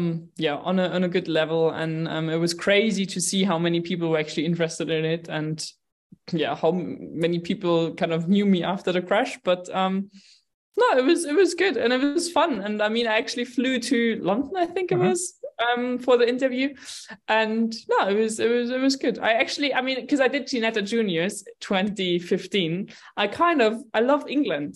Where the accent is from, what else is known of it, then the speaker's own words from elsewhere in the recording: Munich, Bavaria, Germany; I grew up in Munich. I was born here. I grew up here